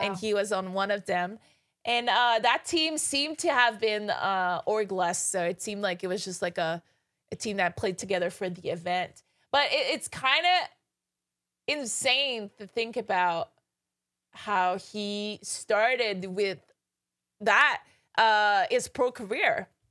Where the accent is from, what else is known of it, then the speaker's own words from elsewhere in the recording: Canada; now in Los Angeles, United States; I'm from Canada